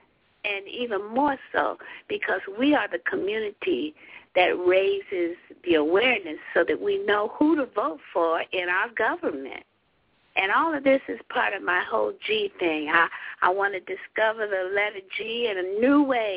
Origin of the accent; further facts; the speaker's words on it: LaGrange, Georgia, United States; moved away; also born or lived in the North (US); I grew up in LaGrange, Georgia